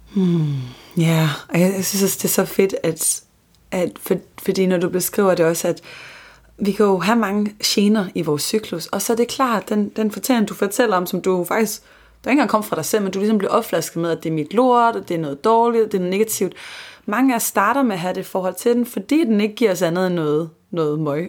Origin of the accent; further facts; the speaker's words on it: Copenhagen, Capital Region of Denmark, Denmark; jeg er københavner